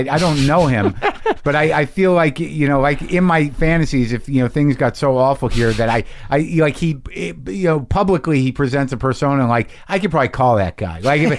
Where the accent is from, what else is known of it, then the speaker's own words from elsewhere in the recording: United States; as an American the first time you go to Toronto or Montreal